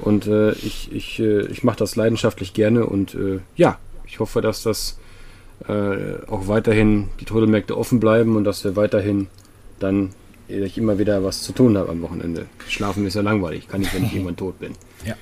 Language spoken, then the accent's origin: German; Sweden; moved away; ich komme ja aus Schweden